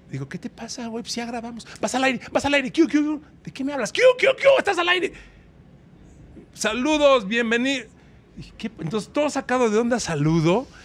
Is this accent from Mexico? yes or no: yes; Mexico; Hola, somos de México.